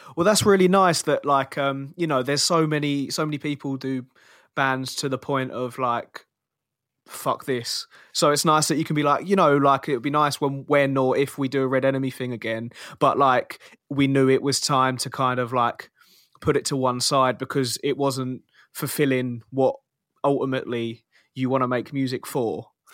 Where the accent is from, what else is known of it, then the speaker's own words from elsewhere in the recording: Kingston upon Thames, London, United Kingdom; I'm from Kingston, Southwest London